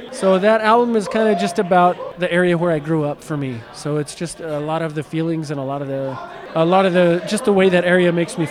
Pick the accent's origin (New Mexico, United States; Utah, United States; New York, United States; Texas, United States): New Mexico, United States; I grew up here in New Mexico my whole life